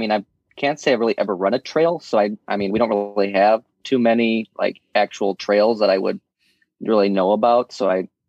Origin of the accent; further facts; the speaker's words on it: just outside of Milwaukee, Wisconsin, United States; I'm from Wisconsin, just outside of Milwaukee. And, yeah, I'm a student